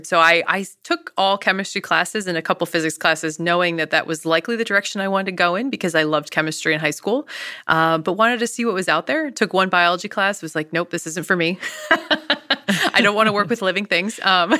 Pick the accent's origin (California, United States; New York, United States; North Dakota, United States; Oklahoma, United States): New York, United States; I think growing up in the Adirondacks, essentially, we were right above, right, the Adirondacks, and hiking every day.